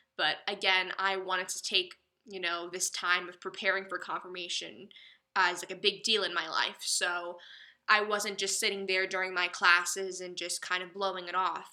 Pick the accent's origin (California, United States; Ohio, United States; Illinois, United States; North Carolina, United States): North Carolina, United States; Chapel Hill; also born or lived in Greenville, North Carolina; I'm from Chapel Hill, North Carolina